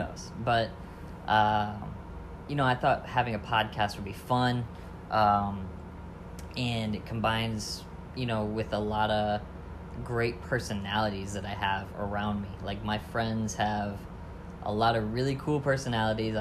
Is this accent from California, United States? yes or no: no; Lower Michigan, United States; also born or lived in Land O'Lakes, Florida; now in St. Petersburg, United States; I grew up in Lower Michigan